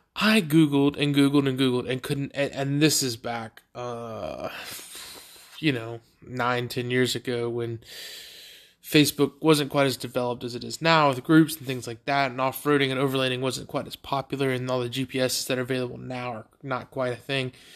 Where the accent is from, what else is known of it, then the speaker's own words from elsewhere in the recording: Beaufort, United States; the, uh, high school in my hometown, Beaufort High School